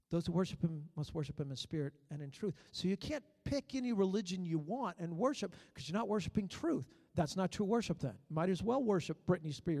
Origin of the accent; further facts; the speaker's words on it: Maryland, United States; moved away; When I was 16 years old, I was so fired up for God, but I lived in Maryland